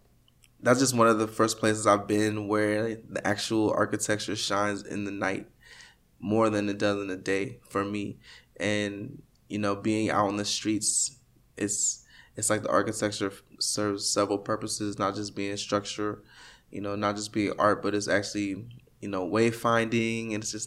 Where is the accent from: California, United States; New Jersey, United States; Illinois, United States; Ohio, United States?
Ohio, United States; also born or lived in Staten Island, New York; now in Miami, United States; So I was actually born in Staten Island, New York. I moved from there when I was 4 to Ohio. My dad got a couple of engineering jobs, and so we moved a lot. And I was mostly raised in Ohio.